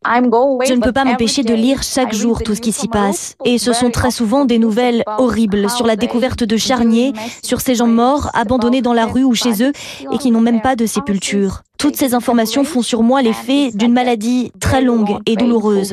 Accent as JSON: {"language": "French", "town": "Mariupol", "region": "Donetsk Oblast", "country": "Ukraine", "tie": "born or raised there", "moved": "as an adult", "lives_now": "Vilnius, Lithuania", "said": "ma ville natale"}